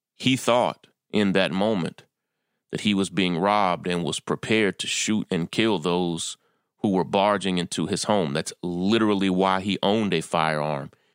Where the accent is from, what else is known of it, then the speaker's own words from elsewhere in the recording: Kentucky, United States; moved away as an adult; also born or lived in California / Atlanta; now in New York, United States; I was born and raised in Kentucky